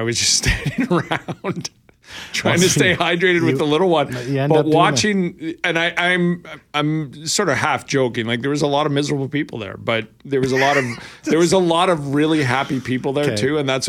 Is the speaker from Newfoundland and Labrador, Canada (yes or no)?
no; Winnipeg, Manitoba, Canada; yeah, I'm from Winnipeg.